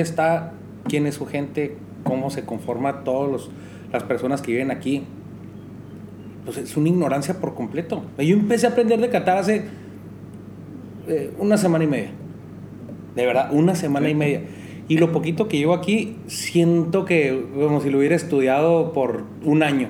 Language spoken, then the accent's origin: Spanish; Mexico